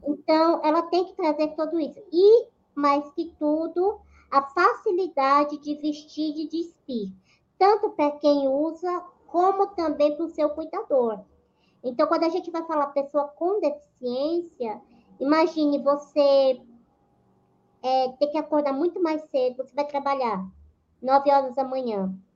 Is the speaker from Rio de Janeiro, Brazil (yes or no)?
no; Aracaju, Sergipe, Brazil; moved away as an adult; now in São Paulo, Brazil; eu moro em São Paulo desde 2008. Na realidade, eu sou natural de Aracaju, Sergipe